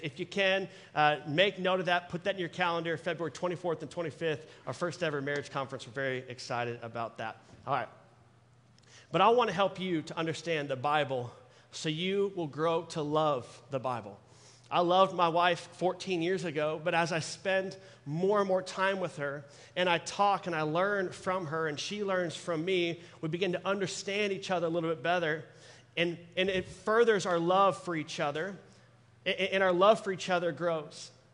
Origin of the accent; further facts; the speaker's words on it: Dallas, Texas, United States; I'm born and raised in Dallas